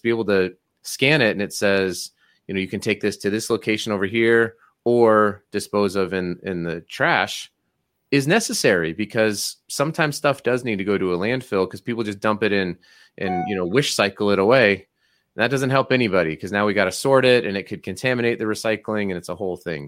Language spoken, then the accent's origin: English; Colorado, United States; now in Utah, United States; I grew up in Colorado and I live in Utah